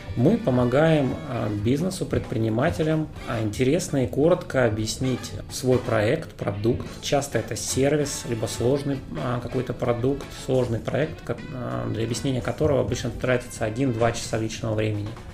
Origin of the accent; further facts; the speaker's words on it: Omsk, Omsk Oblast, Russia; moved away as an adult; now in Moscow, Russia; Сам я из Омска, родился, учился